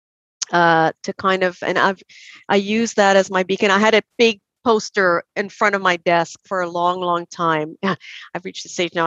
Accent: Trinidad & Tobago; accent: Trinidad; moved away as an adult; now in Canada; I grew up there.

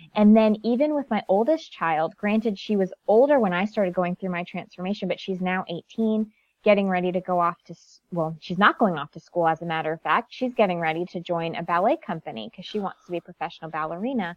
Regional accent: Connecticut, United States; born and raised in Connecticut, very small town.

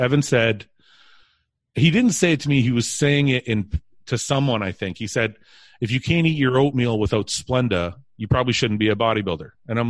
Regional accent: Canada; growing up in Canada was the same as the UK.

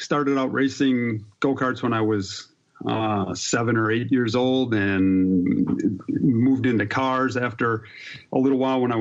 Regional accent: Wisconsin, United States; I grew up in Wisconsin racing go-karts

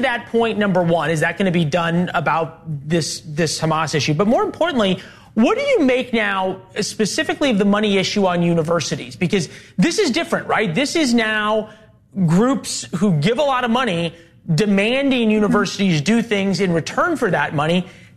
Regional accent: St. Louis, Missouri, United States; my hometown of St. Louis

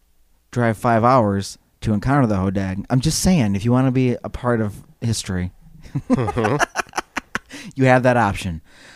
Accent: Wisconsin, United States; Yeah, I'm from Wisconsin.

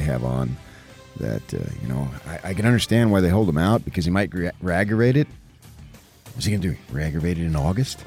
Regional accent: United States; We're American

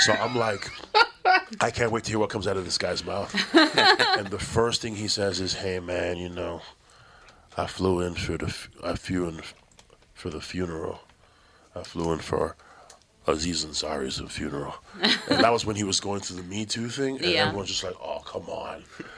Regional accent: Toronto, Ontario, Canada; He goes, where you from? I go, I'm from Toronto.

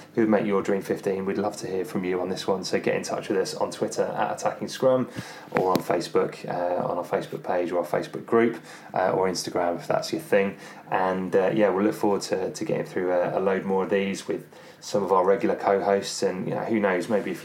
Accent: England, United Kingdom; growing up in England

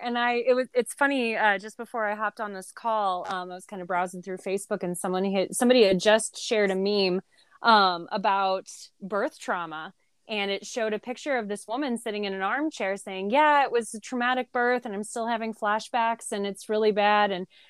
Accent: Southern Illinois, United States; I grew up in a little bitty town in Southern Illinois. Whenever I tell people I'm from Illinois, I have to explain that it's closer to St. Louis, Missouri than it is Chicago, because a lot of people think Chicago. A little bitty rural town.

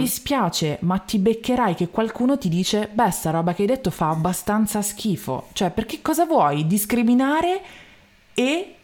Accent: Milan, Lombardy, Italy; io sono milanese imbruttita

